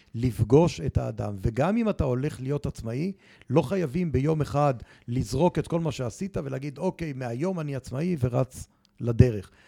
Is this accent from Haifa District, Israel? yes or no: no; Jerusalem, Jerusalem District, Israel; כשהייתי בכיתה ח' והייתי במועצת התלמידים בירושלים